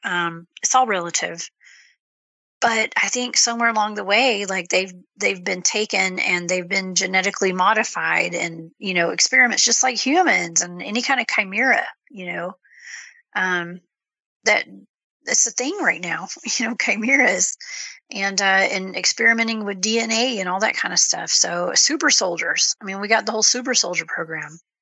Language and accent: English; Georgia, United States; I'm from Georgia